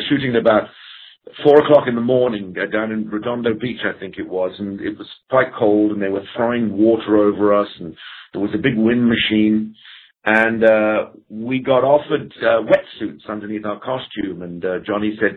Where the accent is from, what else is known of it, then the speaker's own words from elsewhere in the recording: England, United Kingdom; being English